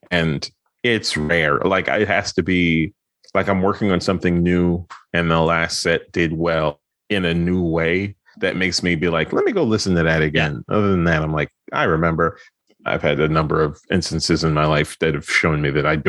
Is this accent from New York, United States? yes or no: yes; New York, United States; moved away as an adult; also born or lived in Philadelphia; I'm from Brooklyn originally.